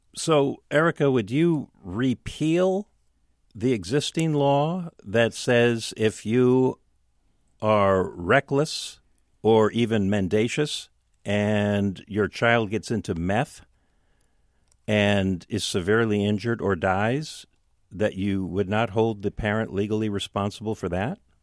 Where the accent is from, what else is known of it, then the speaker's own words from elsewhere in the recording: Seattle, Washington, United States; so I grew up with mom in West Seattle.